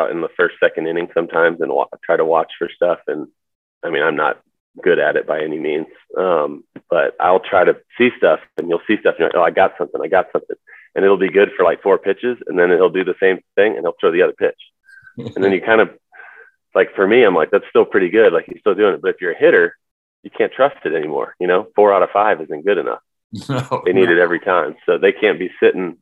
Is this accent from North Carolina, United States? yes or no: yes; Charlotte, North Carolina, United States; I grew up in Charlotte